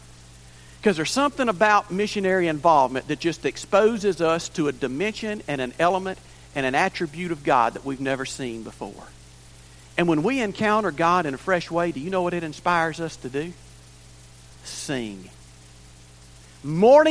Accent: Cururupu, Maranhão, Brazil; moved away; I was in my hometown of Cururupu, Maranhão, Brazil

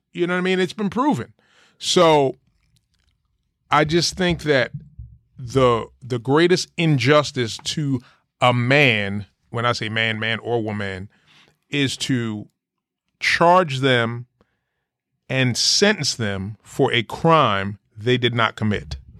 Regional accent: Jersey City, New Jersey, United States; I grew up in Jersey City, New Jersey

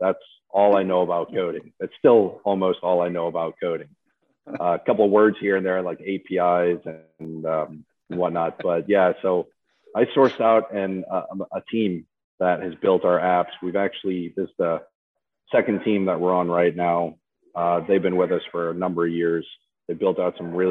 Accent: New Orleans, Louisiana, United States; now in Las Vegas, United States; I'm actually born and raised in New Orleans, Louisiana, down south

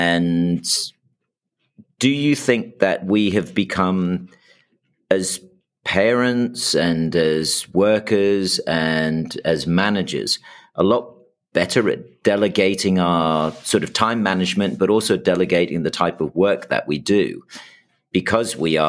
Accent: United States; I know growing up in the States, I certainly know when I travel between the two.

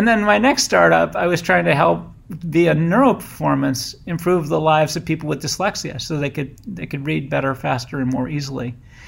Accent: Boston, Massachusetts, United States; I came from Boston to the San Francisco Bay, which I loved.

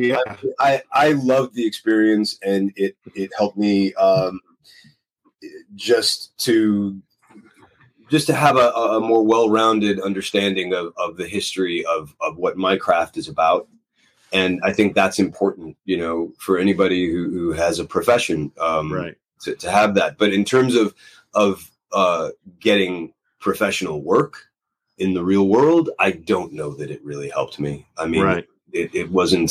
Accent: Los Angeles, California, United States; I'm from Los Angeles

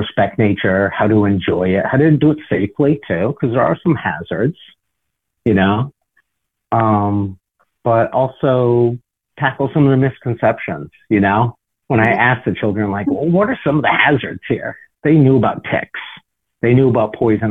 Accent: Cape Cod, Massachusetts, United States; I grew up on Cape Cod.

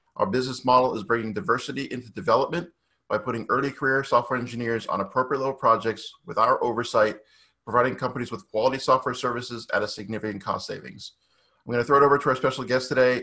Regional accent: Boston, Massachusetts, United States; originally from Boston

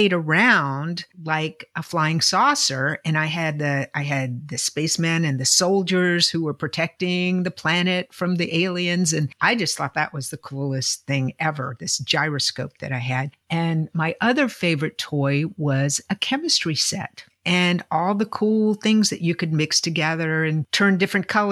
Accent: Virginia, United States; I'm from Virginia

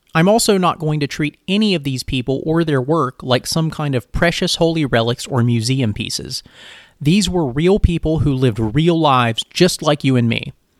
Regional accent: rural North Carolina, United States; I'm a Filipino American from rural North Carolina

